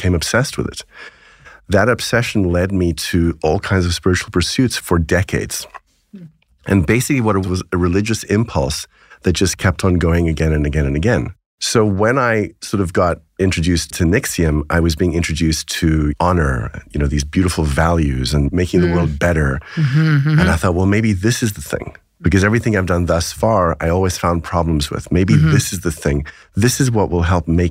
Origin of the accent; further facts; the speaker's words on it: South Africa; I grew up in South Africa